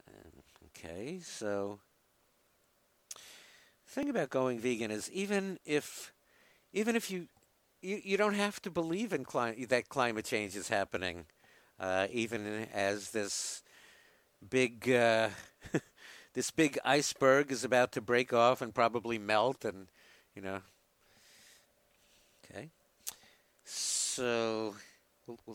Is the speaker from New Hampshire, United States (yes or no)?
no; New York, United States; accent: New York; my New York accent